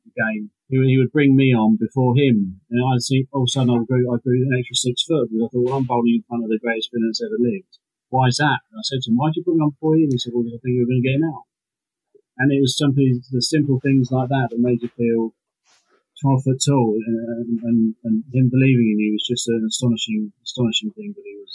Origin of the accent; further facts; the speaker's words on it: Hampshire, South East England, United Kingdom; Hampshire, my home county. I was born and bred in Hampshire